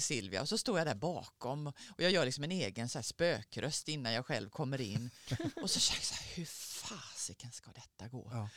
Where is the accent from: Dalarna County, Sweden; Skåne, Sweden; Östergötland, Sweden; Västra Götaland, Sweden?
Skåne, Sweden; moved away as an adult; also born or lived in Gothenburg; now in Stockholm, Sweden; sen flyttade jag därifrån när jag var tio, när jag till Skåne